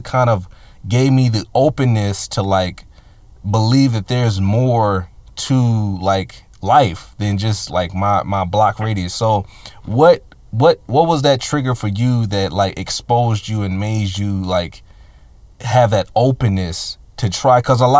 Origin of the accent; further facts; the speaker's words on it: Richmond, United States; growing up in Richmond and stuff like that, you know, obviously, you know, living in the hood and having a certain mentality